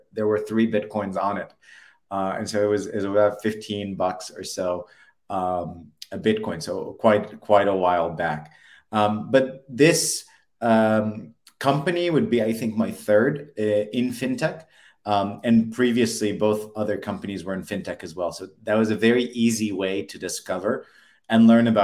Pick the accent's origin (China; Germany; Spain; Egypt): Egypt; Alexandria, Alexandria Governorate; moved away as an adult; also born or lived in United States / San Francisco; Born and raised in Egypt, Alexandria, Egypt, on the Mediterranean